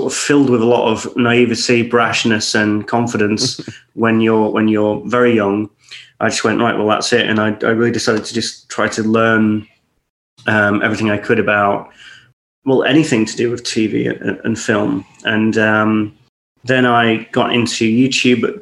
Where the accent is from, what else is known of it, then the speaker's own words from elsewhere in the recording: Scottish countryside, Scotland, United Kingdom; also born or lived in Warrington; I grew up in the Scottish countryside